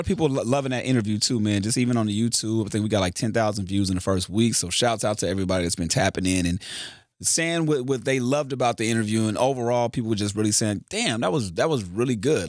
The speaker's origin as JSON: {"language": "English", "town": "Carson", "region": "California", "country": "United States", "said": "I'm from Carson"}